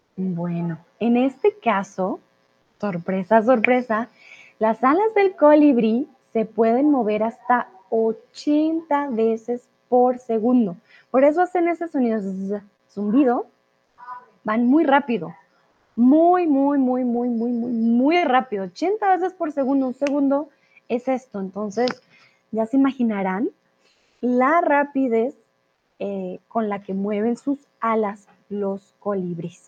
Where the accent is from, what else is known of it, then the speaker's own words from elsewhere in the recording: Colombia; soy de Colombia